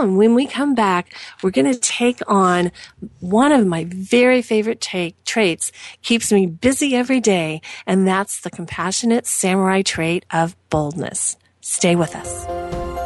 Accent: Southern Indiana, United States; I am from Southern Indiana

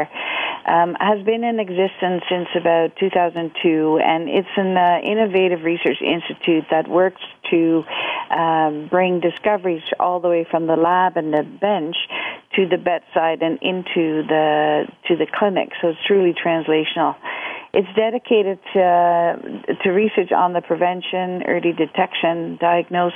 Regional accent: Netherlands; moved away as an adult; also born or lived in Canada; now in Toronto, Canada; Originally, I'm from the Netherlands, and I immigrated to Canada in 1982.

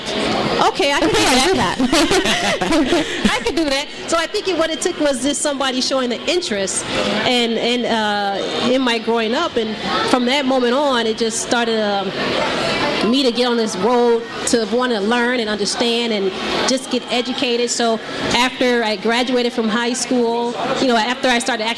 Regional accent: Detroit, Michigan, United States; I'm born and raised in Detroit, Michigan.

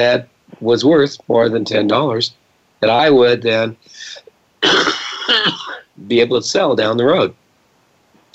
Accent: Scotland, United Kingdom; I'm Scottish

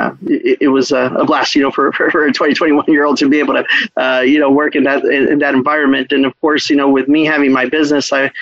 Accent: Brownsville, Texas, United States; moved away; also born or lived in Cancun, Mexico; I'm the only one that was born here in Brownsville. Grew up in Brownsville, Texas, which is on the tip of Texas there

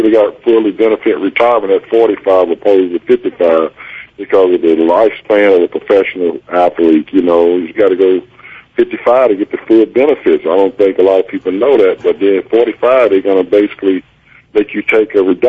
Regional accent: the South, United States; moved away; also born or lived in Long Beach, California; Even though I grew up in the South, I'm a West Coast man

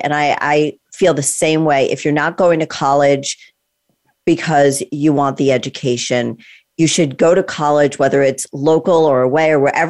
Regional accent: Connecticut, United States; I grew up in Connecticut. And so it's the same thing, you know, kind of small town. It's not LA. It's not Miami. It's not New York. I mean, I'm really close to New York.

